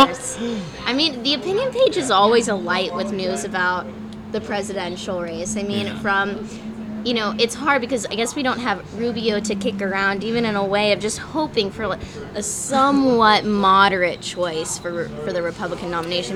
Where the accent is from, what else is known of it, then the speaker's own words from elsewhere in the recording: Texas, United States; a woman who was born and raised in Texas